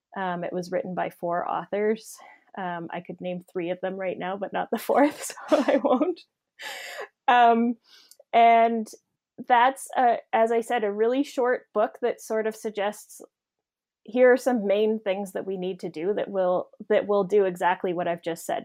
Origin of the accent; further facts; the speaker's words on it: Saskatchewan, Canada; also born or lived in Ontario; I grew up in Saskatchewan, but I had done my graduate work in Ontario.